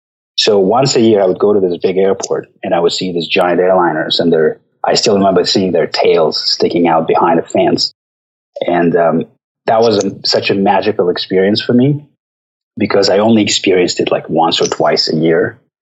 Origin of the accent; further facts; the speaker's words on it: Norilsk, Krasnoyarsk Krai, Russia; moved away as an adult; also born or lived in southern Siberia; now in United States; I was born in Norilsk City, which is behind the Arctic Circle.